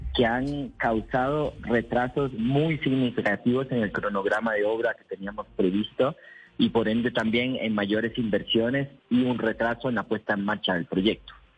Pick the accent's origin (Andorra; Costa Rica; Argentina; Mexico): Costa Rica; yo soy de Costa Rica.